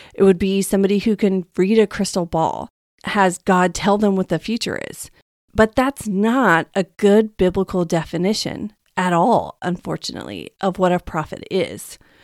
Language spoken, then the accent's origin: English; Texas, United States; now in West Coast, United States; I'm from Texas